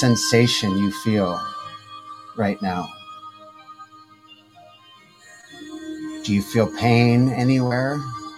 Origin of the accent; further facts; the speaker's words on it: Detroit, Michigan, United States; now in California, United States; I'm from Detroit originally, but I've been here